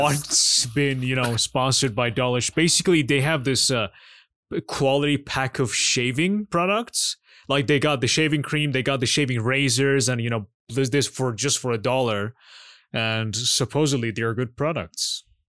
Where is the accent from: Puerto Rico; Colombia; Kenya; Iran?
Iran; I'm Iranian